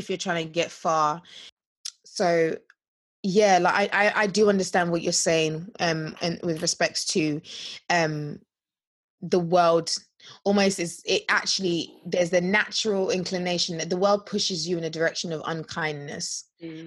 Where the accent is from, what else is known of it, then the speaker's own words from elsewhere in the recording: Nigeria; we're so Nigerian